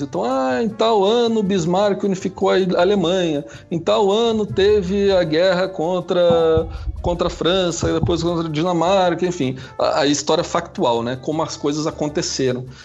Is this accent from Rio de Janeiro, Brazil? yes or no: no; Curitiba, Paraná, Brazil; pelo sotaque, vocês já vão perceber que eu sou de Curitiba